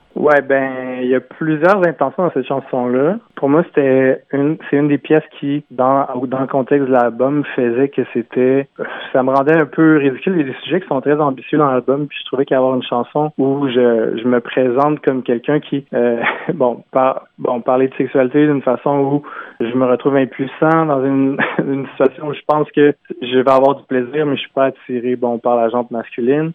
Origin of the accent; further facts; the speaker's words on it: Quebec City, Quebec, Canada; Je viens de Limoilou à Québec.